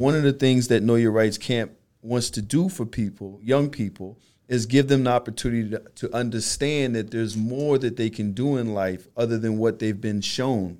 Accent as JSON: {"language": "English", "town": "New York City", "region": "New York", "country": "United States", "said": "I'm from Brooklyn as well"}